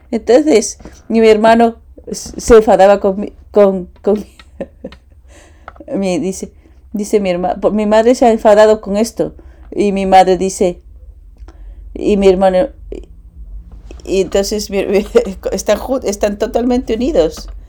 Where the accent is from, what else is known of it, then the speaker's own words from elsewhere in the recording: Japan; Spanish is a second language; now in United States; Eh, fui criado y nacido en Japón. Y estoy aquí hace 10 años. En, estuve en dos años en, en, la Academia de, en, la de Paz y cinco años en CARP en Las Vegas.